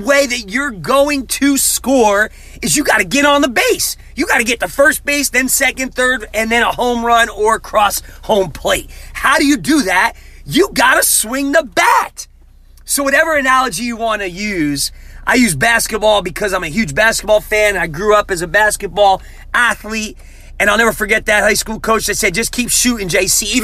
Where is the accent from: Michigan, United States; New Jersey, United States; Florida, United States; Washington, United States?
New Jersey, United States; moved away as an adult; also born or lived in Tulsa, Oklahoma; growing up in Jersey, man, basketball was my sport